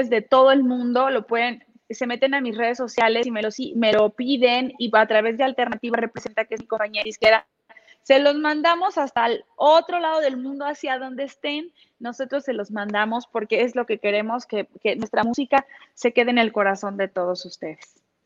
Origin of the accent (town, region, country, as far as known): Mexico